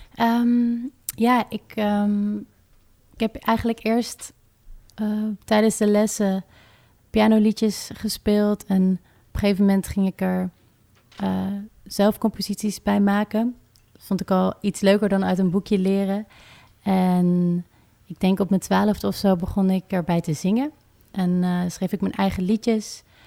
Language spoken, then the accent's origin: Dutch; Rotterdam, South Holland, Netherlands; ik kom uit Rotterdam en ik schrijf muziek